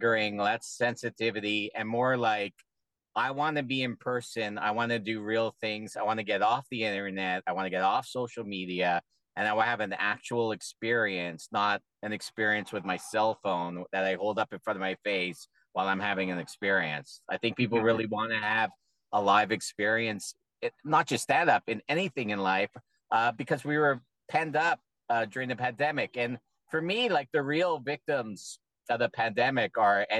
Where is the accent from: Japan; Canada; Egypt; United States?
Canada; I'm a Canadian performer.